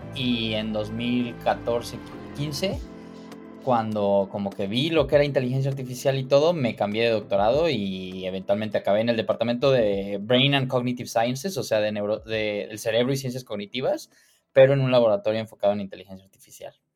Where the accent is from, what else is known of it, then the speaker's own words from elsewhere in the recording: Cuernavaca, Morelos, Mexico; moved away as an adult; also born or lived in Mexico City / Chicago; crecí en Cuernavaca